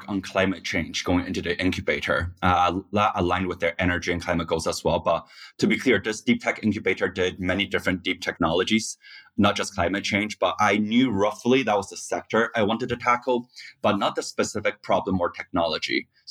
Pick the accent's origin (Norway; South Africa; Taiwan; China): Taiwan; moved away as an adult; also born or lived in Scotland / Korea; now in United States; So I grew up actually in Taiwan, Scotland, and Korea. And then at age 18, I came to the U.S. to go to college.